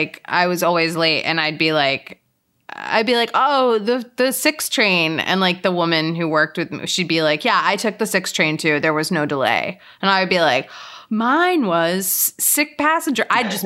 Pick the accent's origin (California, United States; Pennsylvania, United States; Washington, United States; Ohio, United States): Pennsylvania, United States; Lower Merion; I'm from Lower Merion. It's outside of Philly.